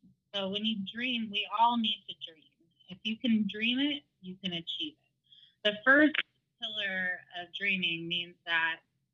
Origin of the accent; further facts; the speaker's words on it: San Francisco Bay Area, Northern California, United States; I'm from the San Francisco Bay Area in Northern California